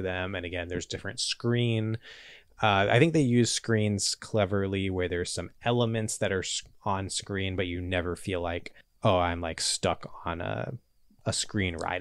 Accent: Charlotte, North Carolina, United States; now in Los Angeles, United States; growing up around Charlotte in a city kind of in the South

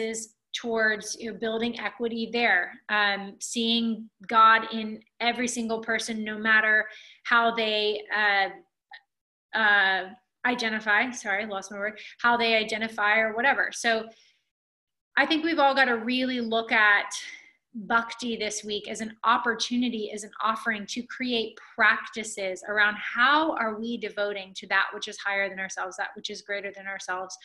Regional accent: Alabama, United States; when I was a kid growing up in Alabama

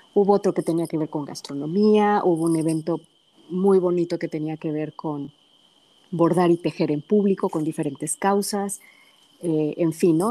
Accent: Pachuca, Hidalgo, Mexico; also born or lived in Guadalajara, Jalisco; now in San Antonio, United States; nací en Pachuca, pero alguna parte de mi familia radica en el Valle del Mezquital

